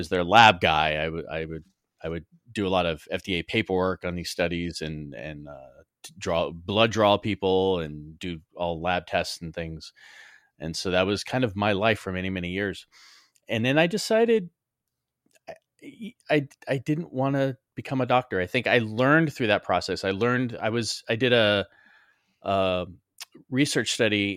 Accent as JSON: {"language": "English", "town": "Los Angeles", "region": "California", "country": "United States", "tie": "born or raised there", "said": "I was born in Los Angeles."}